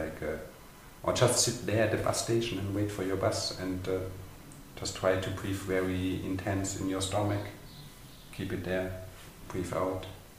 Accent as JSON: {"language": "English", "town": "Konstanz", "region": "Baden-Württemberg", "country": "Germany", "tie": "born or raised there", "moved": "yes", "lives_now": "Berlin, Germany", "said": "my hometown, which is like much, much smaller in the south of Germany."}